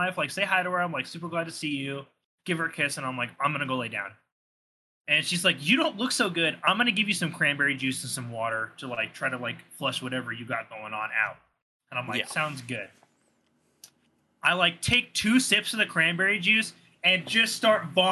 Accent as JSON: {"language": "English", "region": "Southern California", "country": "United States", "tie": "born or raised there", "moved": "yes", "said": "I'm from Southern California. Was, like, born and raised there."}